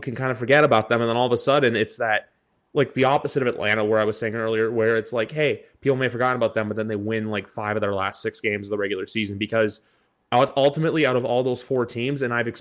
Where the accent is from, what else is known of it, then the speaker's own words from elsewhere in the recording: Toronto, Ontario, Canada; I'm from Toronto.